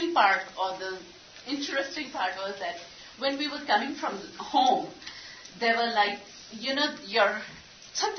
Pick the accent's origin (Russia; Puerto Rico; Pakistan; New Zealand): Pakistan; English is a second language; moved away as an adult; now in United States; Urdu, which is our national language